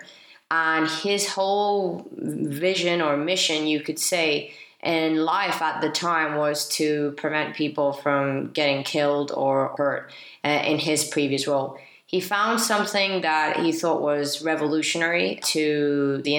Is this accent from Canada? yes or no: no; Spain; I am from Spain